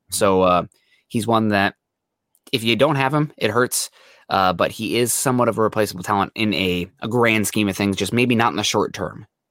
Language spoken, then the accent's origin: English; Midwest, United States; I'm from the Midwest